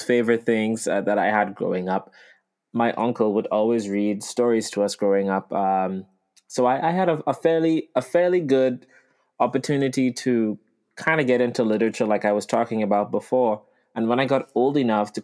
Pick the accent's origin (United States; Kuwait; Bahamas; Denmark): Bahamas; Exuma; Exuma, which is my hometown